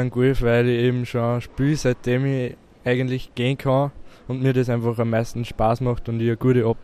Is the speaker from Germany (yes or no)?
no; Bad Zell, Upper Austria, Austria; komme aus Bad Zell.